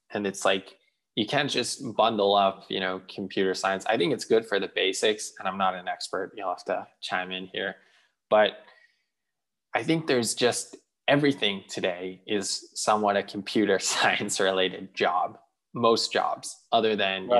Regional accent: Israel; moved away; I grew up in Israel

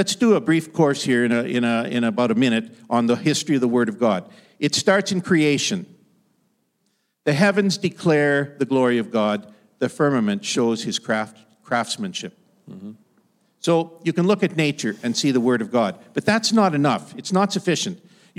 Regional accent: Ottawa Valley, Canada; I grew up in the Canadian Shield. If you travel the Ottawa Valley, it's the land of the great pine tree.

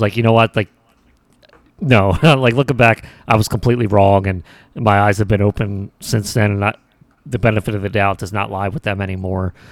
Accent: United States; as Americans

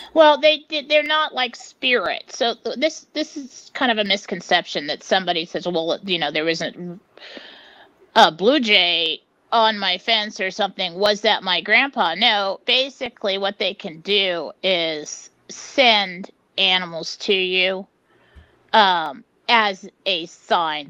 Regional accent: San Diego, California, United States; moved away; I grew up in San Diego

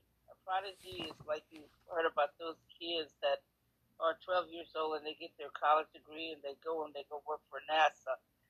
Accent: New York City, New York, United States; For one thing, I'm from New York City, the boogie down, the Bronx, like …, and Manhattan.

